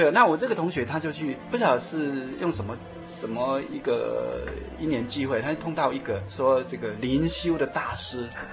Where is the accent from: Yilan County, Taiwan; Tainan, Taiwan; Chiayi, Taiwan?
Yilan County, Taiwan; Yilan; moved away as an adult; also born or lived in Taipei; 我是宜兰人，啊，从小就在宜兰长大